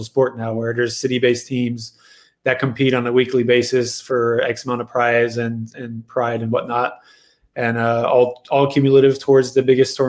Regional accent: Montreal, Quebec, Canada; moved away as an adult; also born or lived in Ontario / Greensboro, North Carolina / Bay Area; now in Dallas, United States; I am from Montreal, Quebec. I grew up bowling

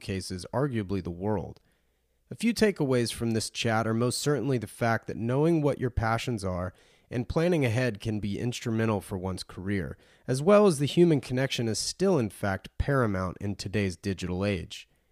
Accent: the South, United States; Having grown up in the South

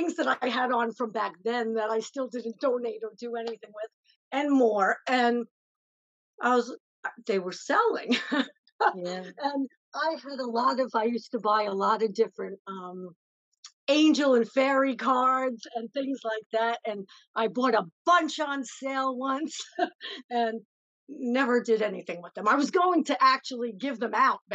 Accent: New York City, New York, United States; now in upstate New York, United States; originally I'm from the Bronx. Now I'm in upstate New York.

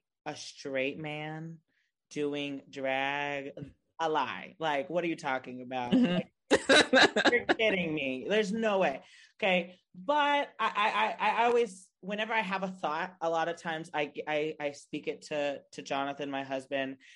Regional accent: Texas, United States; As a Texan

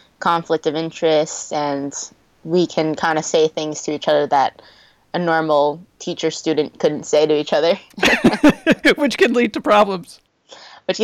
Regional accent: Massachusetts, United States; I grew up in Massachusetts where the weather is known for the winter sometimes.

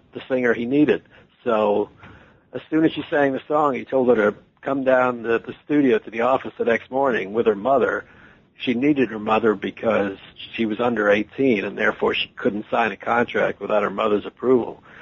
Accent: Washington, District of Columbia, United States; also born or lived in Detroit / Atlanta; now in New York City, United States; I was born in Washington D.C.

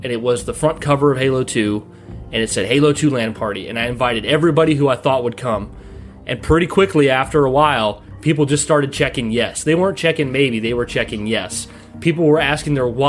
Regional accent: United States; moved away; I don't live there now, but we're from the Quad Cities in the Illinois, Iowa area

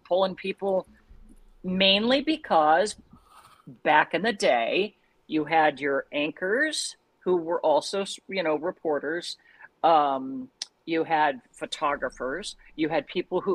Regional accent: St. Joseph, Missouri, United States; moved away as an adult; also born or lived in Joplin, Missouri / Moline, Illinois / Miami, Florida; now in Cleveland, United States; I started in St. Joseph, Missouri, my hometown.

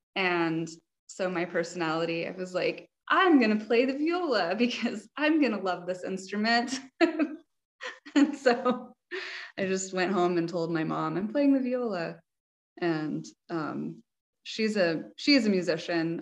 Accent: New Mexico, United States; I grew up in New Mexico

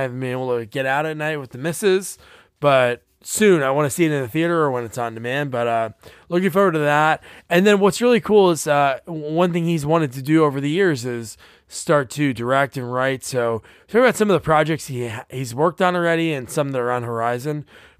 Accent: New Jersey, United States; moved away as an adult; also born or lived in Portland, Oregon; I lived in Portland, Oregon for... Me and my wife are both from Jersey, and then we moved out to Portland just to get out of Jersey for a little bit.

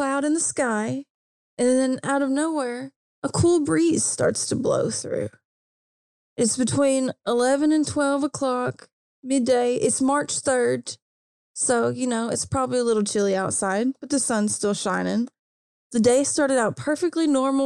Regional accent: Kentucky, United States; I'm from Kentucky

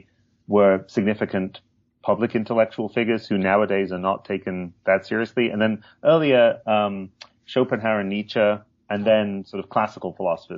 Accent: Hull, Yorkshire and the Humber, United Kingdom; I grew up in England, in the northeast, in Yorkshire, but not in the picturesque part of Yorkshire, in Hull

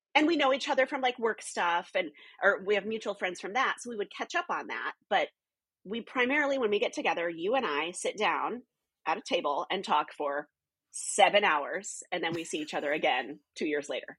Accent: the North, United States; moved away as an adult; also born or lived in California; I wasn't Southern. I wasn't Southern Baptist. I was from the North

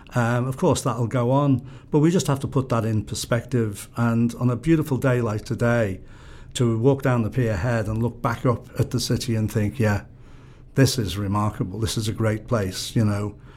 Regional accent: Liverpool, North West England, United Kingdom; I'm somebody who wants to be part of my hometown

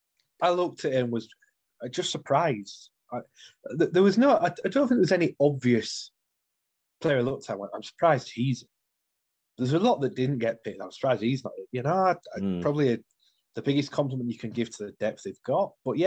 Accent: Halifax, Yorkshire and the Humber, United Kingdom; moved away; he played at Halifax with my hometown club

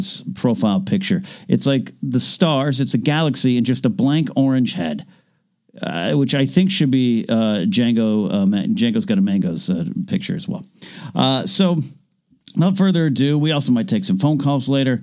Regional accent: Five Cities, California, United States; moved away; my hometown of the five cities. It's Royal Grande, Napomo, Oceano, Avila Beach, Shell Beach, Pismo Beach

